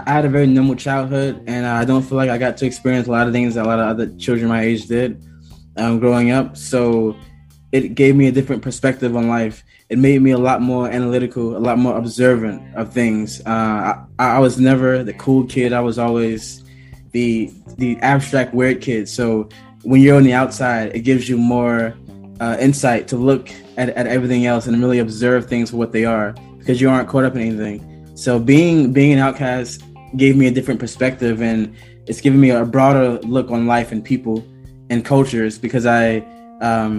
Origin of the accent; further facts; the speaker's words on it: New York City, New York, United States; I am from Brooklyn, New York, in particular, East New York. I grew up in one of the worst neighborhoods in Brooklyn